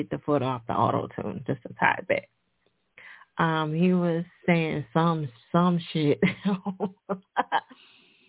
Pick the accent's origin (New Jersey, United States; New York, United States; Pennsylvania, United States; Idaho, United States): New Jersey, United States; now in Philadelphia, United States; Newark, New Jersey. Jersey, nigga, my home state